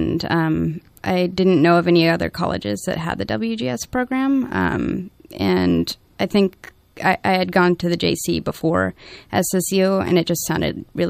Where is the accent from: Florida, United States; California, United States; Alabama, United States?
California, United States; Santa Rosa; I grew up here in Santa Rosa